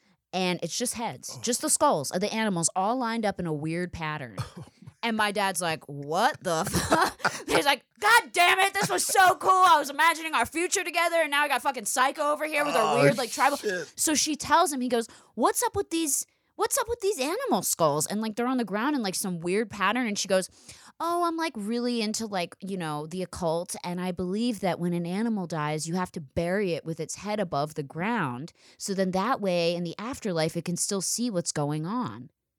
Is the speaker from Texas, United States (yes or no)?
no; Philadelphia, Pennsylvania, United States